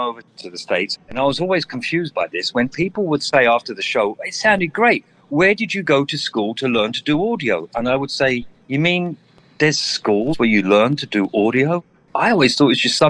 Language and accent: English; London, United Kingdom; I was born and raised in the East End of London